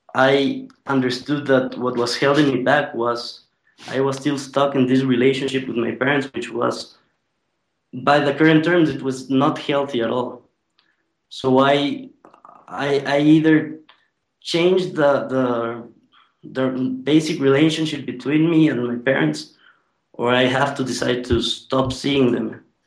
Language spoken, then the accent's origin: English; Ecuador; I'm from Ecuador